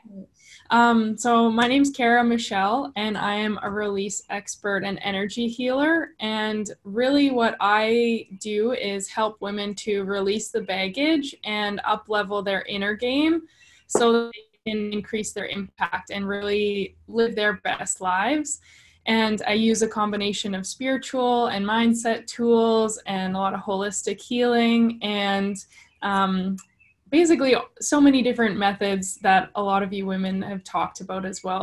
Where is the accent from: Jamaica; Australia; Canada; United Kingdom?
Canada; Winnipeg, Manitoba; I'm from Winnipeg, Canada